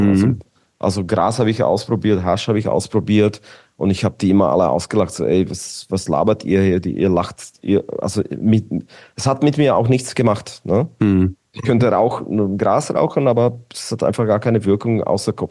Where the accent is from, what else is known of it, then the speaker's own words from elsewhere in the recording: Bratislava, Bratislava Region, Slovakia; German is a second language; ich komme aus Bratislava, Petržalka, Petržalka war quasi wie Mazan, so ein Gebiet